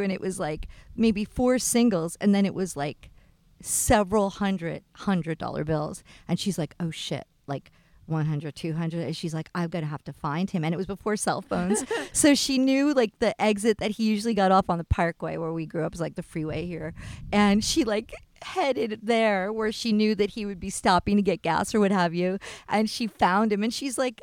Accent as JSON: {"language": "English", "region": "East Coast", "country": "United States", "tie": "born or raised there", "said": "I grew up on the East Coast"}